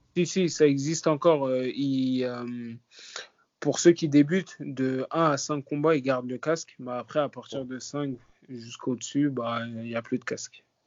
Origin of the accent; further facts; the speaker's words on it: Paris, Île-de-France, France; je viens de Paris, je viens du 19e arrondissement. j'ai grandi là-bas, j'ai passé toute ma vie là-bas.